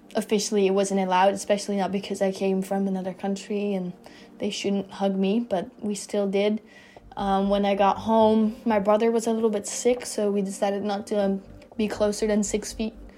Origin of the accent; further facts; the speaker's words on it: Netherlands; moved away as an adult; now in Florida, United States; I am originally from the Netherlands, which makes me an international student